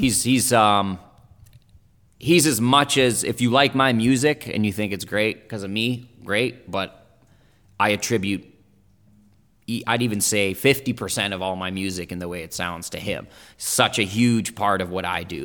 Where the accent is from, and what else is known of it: Nelson, British Columbia, Canada; born or raised there; first language German and Italian; English is a second language; also born or lived in Italy / Berlin, Germany